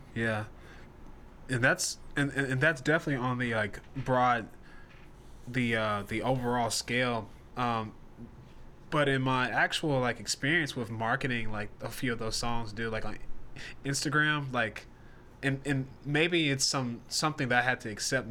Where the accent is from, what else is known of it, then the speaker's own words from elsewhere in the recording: Nashville, Tennessee, United States; now in Charlotte, United States; We're based in Charlotte, North Carolina, and I'm originally from Nashville, Tennessee